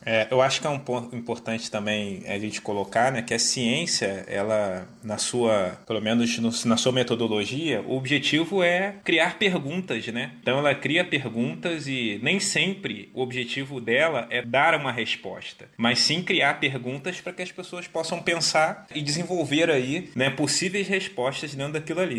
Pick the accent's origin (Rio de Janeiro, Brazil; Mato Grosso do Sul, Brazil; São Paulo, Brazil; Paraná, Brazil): Rio de Janeiro, Brazil; E sou natural aqui do Rio, moro aqui no Rio